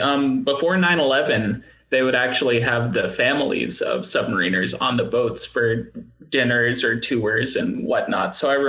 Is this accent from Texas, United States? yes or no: no; Hawaii, United States; born there; also born or lived in California / Connecticut / Washington; I was born in Hawaii, of all places.